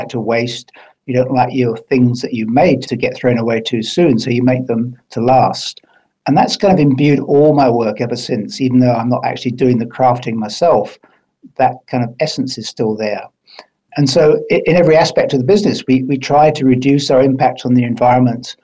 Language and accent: English; Highlands of Scotland, United Kingdom; moved away as an adult; also born or lived in England; now in New Zealand; I was brought up in the Highlands of Scotland